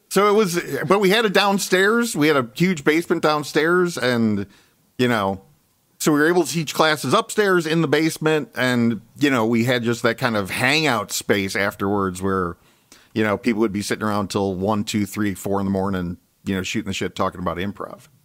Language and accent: English; Chicago, Illinois, United States; moved away as an adult; also born or lived in Ann Arbor, Michigan; I'm actually from Chicago originally